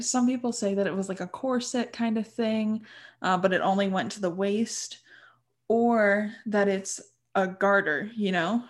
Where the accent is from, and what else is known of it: United States